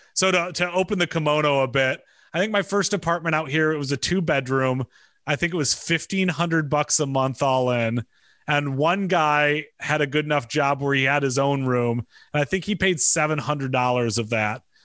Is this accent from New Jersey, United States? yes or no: no; Michigan, United States; moved away; I grew up in Michigan